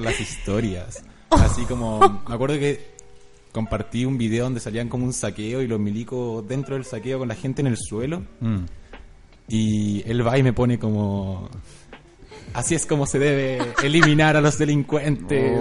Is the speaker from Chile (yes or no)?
yes; Chile; nosotros como chilenos que hemos estado acá